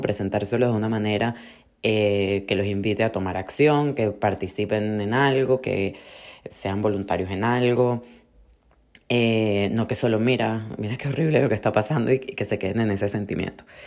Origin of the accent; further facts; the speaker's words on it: Venezuela; now in Miami, United States; nosotros venimos de Venezuela